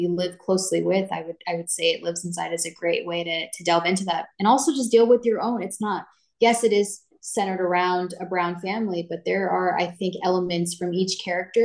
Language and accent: English; Downey, California, United States; I was born and raised in Downey, California.